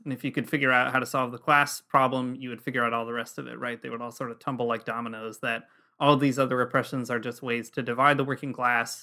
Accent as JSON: {"language": "English", "country": "United States", "moved": "as an adult", "lives_now": "Toronto, Canada", "said": "we're American expats living in Toronto"}